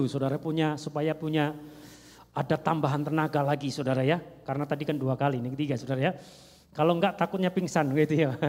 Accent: Java, Indonesia; Kadang orang bertanya, saya dari Jawa, saudara ya. Orang bertanya, baru enggak di sini? Saya bilang baru 25 tahun saudara ya.

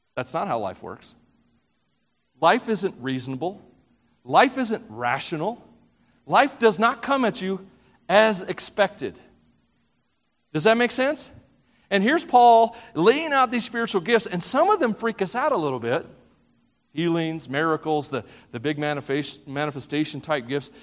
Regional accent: the South, United States; I'm from the South

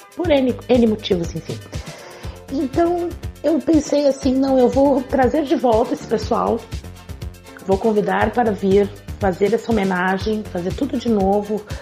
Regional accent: South Region, Brazil; eu sou daqui do Sul

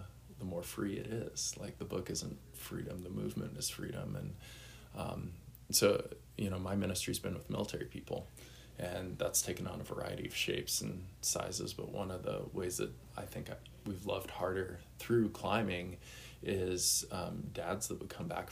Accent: Boulder, Colorado, United States; moved away as an adult; also born or lived in overseas; I'm originally from Boulder, Colorado. I currently live in Denver after being overseas for 15 years.

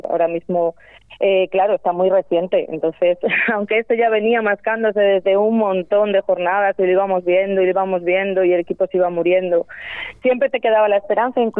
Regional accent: Rueda, Castile and León, Spain; somos de Rueda.

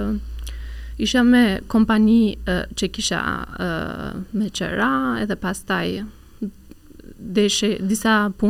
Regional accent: Turkey; Albanian is a second language; moved away as an adult; now in Albania; kur kam qenë në Turqi duke punuar

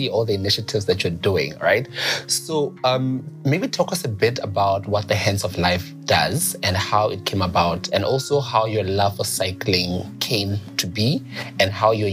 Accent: Mafeteng District, Lesotho; I'm also from Mafeking

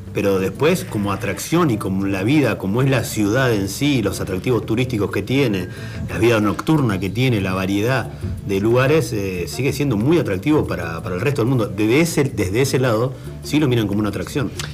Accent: Argentina; yo hablo como argentino en general.

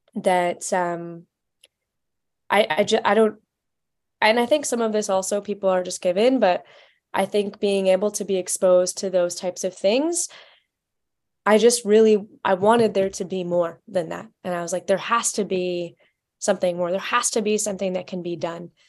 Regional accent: Vancouver, British Columbia, Canada; moved away as an adult; also born or lived in Washington, D.C.; I'm originally from Vancouver, Canada

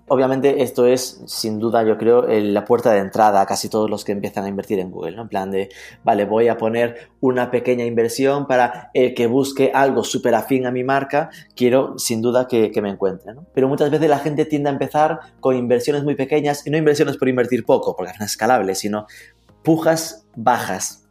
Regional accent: Galicia, Spain; soy gallego y además gaiteiro

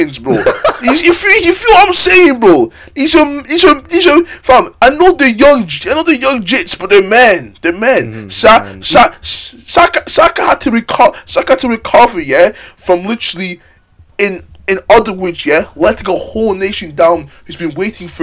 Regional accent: Scotland, United Kingdom; we're from Scotland

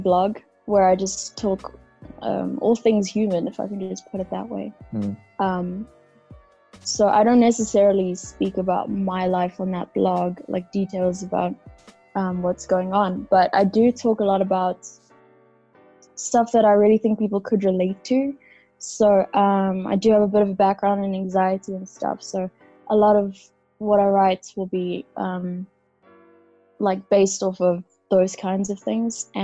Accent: South Africa; born and raised in South Africa, I have Kenyan parents.

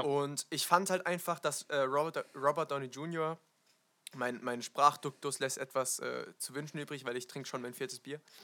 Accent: Wiesloch, Baden-Württemberg, Germany; ein Stadtteil in äh, Wiesloch, also meinem Heimatdorf

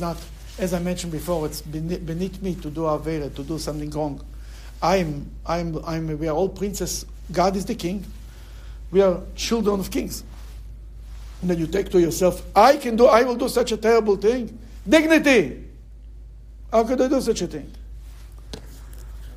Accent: Bnei Brak, Tel Aviv District, Israel; now in Cleveland, United States; I remember when I grew up in Bnei Brak

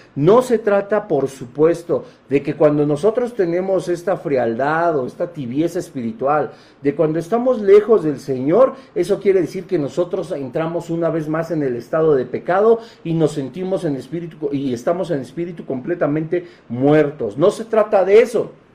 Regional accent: Mexico; como buenos mexicanos

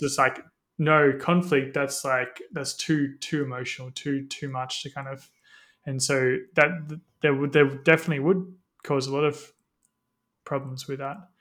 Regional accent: Australia; growing up in Australia

